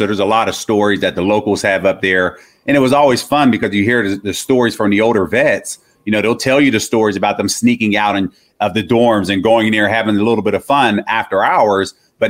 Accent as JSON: {"language": "English", "town": "Pittsburgh", "region": "Pennsylvania", "country": "United States", "tie": "born or raised there", "also_born_or_lived": "Michigan", "said": "because I grew up here in Pittsburgh."}